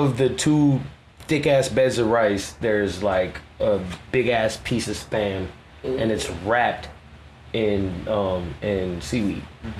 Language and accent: English; Columbia, Missouri, United States; also born or lived in New Orleans / Raleigh, North Carolina / Honolulu; No, I'm originally from Missouri, Columbia, Missouri. Shout out to everybody in Como, Mizzou Rock.